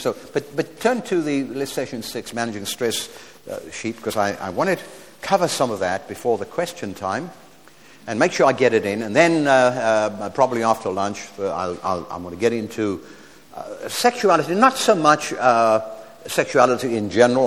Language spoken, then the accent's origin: English; South Africa; We're from South Africa